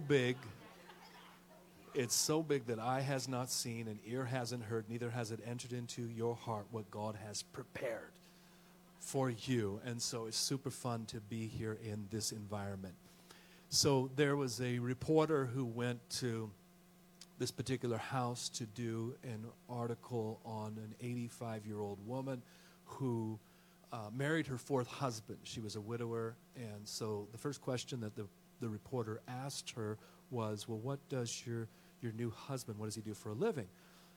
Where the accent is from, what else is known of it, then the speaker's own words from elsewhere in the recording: Oakland, California, United States; also born or lived in Georgia / Tennessee; now in Texas, United States; we're originally from the hood, and from Oakland, California, born and raised